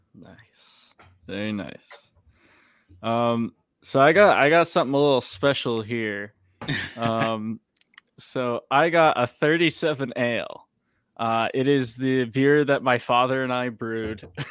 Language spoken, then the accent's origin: English; Massachusetts, United States; moved away; growing up in Mass